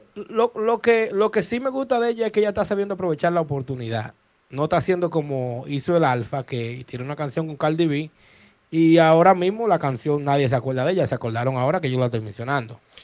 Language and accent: Spanish; Dominican Republic